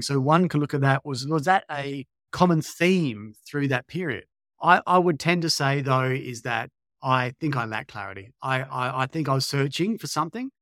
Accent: Australia; moved away as an adult; also born or lived in Sweden; worked there as an Aussie personal trainer

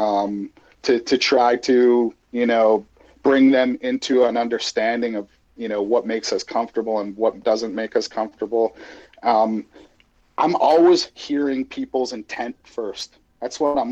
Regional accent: Edmonton, Alberta, Canada; born or raised there; also born or lived in Glasgow, Scotland; now in San Diego, United States

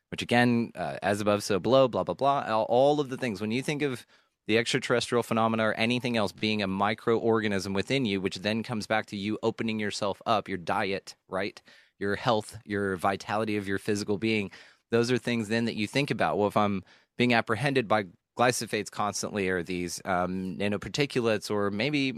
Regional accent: the South, United States; I was raised in the South. Everybody's ma'am if you're 6 years old, if you're six, you're yes ma'am, yes sir.

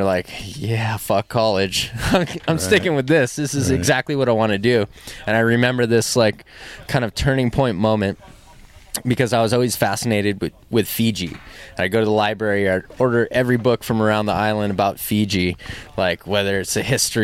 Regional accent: Oahu, Hawaii, United States; I'm born and raised on Oahu

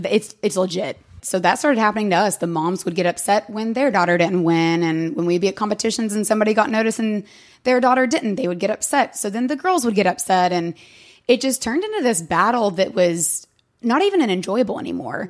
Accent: Sevierville, Tennessee, United States; moved away as an adult; now in Knoxville, United States; I'm from Sevierville

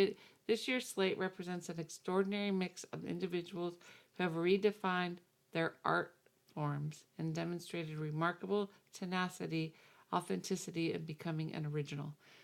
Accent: New Jersey, United States; I'm from Jersey.

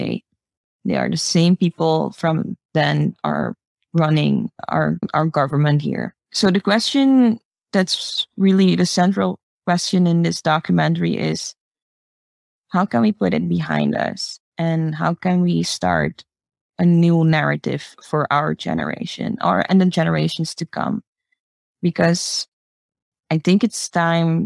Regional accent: Suriname; I grew up here in Suriname

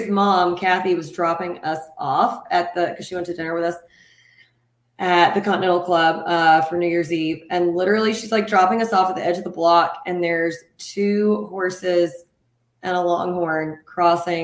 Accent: Nacogdoches, Texas, United States; I grew up in Nacogdoches

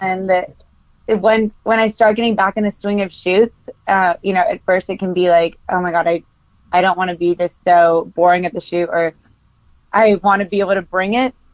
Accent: Costa Mesa, California, United States; I grew up in Costa Mesa, California

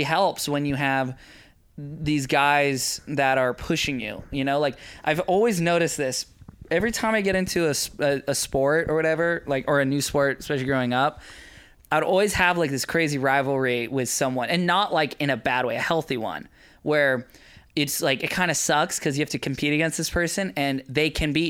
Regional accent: Maui, Hawaii, United States; Growing up on Maui, you know, I was really heavily involved in kite surfing when it first came out

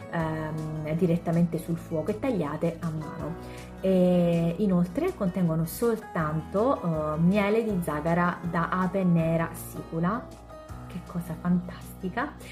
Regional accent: Sicily, Italy; Per chi non lo sapesse, io sono siciliana.

